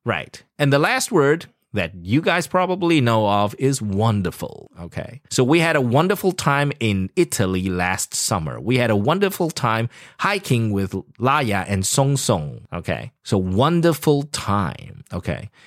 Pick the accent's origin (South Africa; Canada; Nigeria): South Africa; now in Taiwan; I grew up in South Africa